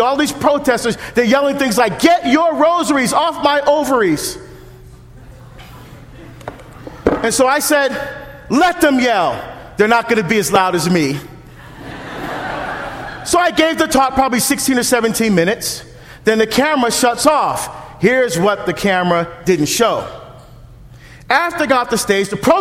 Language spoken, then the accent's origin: English; New Jersey, United States; now in Oregon, United States; I'm from Jersey.